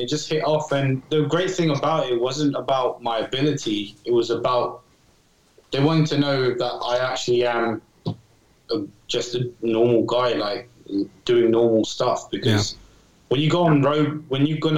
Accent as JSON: {"language": "English", "region": "England", "country": "United Kingdom", "said": "I'm from England"}